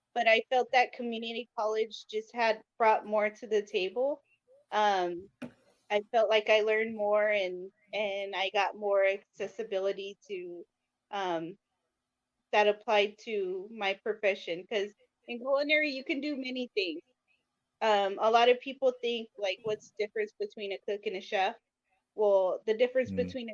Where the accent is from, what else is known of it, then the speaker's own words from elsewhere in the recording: Long Beach, California, United States; I'm originally from Long Beach. I was born in Harbor area, but raised in Long Beach.